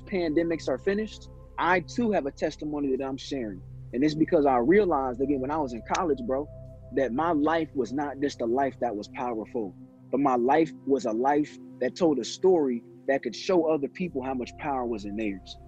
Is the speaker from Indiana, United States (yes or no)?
yes; Indianapolis, Indiana, United States; also born or lived in South Bend, Indiana / Gary, Indiana; Indianapolis raised me. Indianapolis made me, but born in South